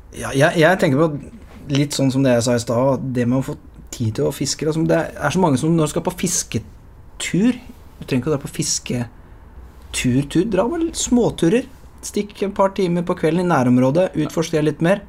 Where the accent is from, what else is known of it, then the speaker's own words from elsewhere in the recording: Lier, Buskerud, Norway; Jeg er jo fra Lier